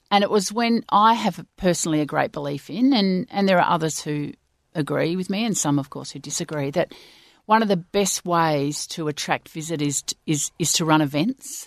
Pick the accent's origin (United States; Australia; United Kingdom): Australia; Swan Valley, Western Australia; we grew up in the Swan Valley